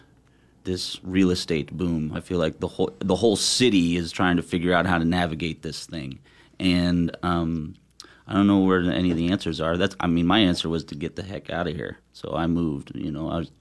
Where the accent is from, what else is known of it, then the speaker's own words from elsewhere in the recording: Chicago, Illinois, United States; moved away as an adult; also born or lived in Indianapolis; now in Portland, United States; I born and raised in Chicago